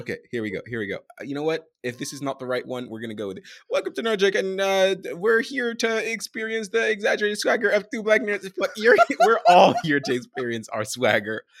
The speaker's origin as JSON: {"language": "English", "country": "Sudan", "said": "I'm from Sudan, Northeast Africa, neighboring Egypt"}